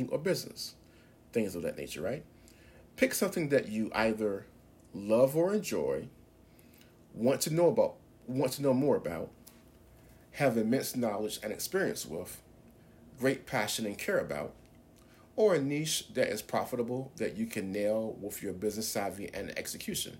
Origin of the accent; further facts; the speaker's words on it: Norfolk, Virginia, United States; as a teenager in high school growing up in Norfolk, Virginia